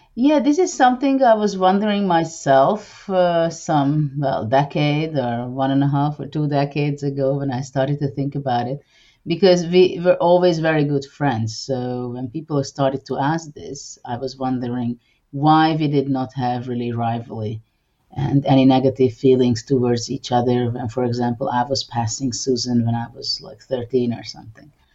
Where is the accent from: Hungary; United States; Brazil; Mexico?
Hungary; also born or lived in Budapest; I'm from Hungary and I live in the capital, Budapest